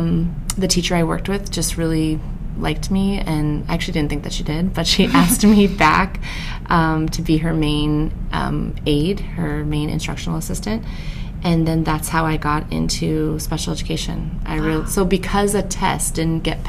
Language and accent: English; San Diego, California, United States; also born or lived in Van Nuys, Los Angeles; I'm from California. I was born in Van Nuys. And then I grew up in LA until I was about 8. And then I moved to San Diego. Wow. So, I feel like I'm a San Diego, I could say I'm a San Diego native